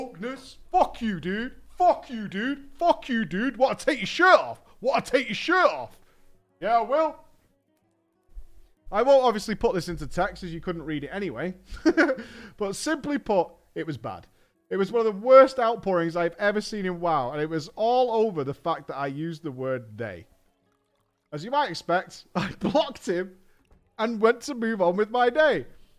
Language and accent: English; England, United Kingdom; I explained that I'm from England.